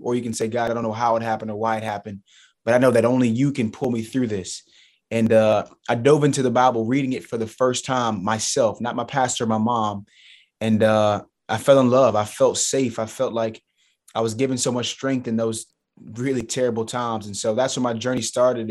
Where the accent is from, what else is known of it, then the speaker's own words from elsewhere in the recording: Charleston, South Carolina, United States; Charleston Southern University. So, it's a mid-major Division One school in my hometown